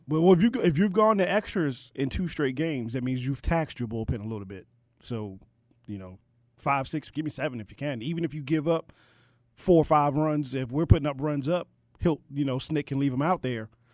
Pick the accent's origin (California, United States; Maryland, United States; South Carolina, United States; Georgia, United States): Maryland, United States; Baltimore; I was born and raised in Baltimore, but the roots go back to to the N